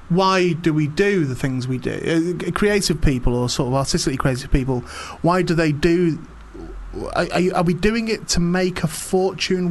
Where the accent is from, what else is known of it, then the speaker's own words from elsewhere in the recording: St Helens, North West England, United Kingdom; I'm from St Helens.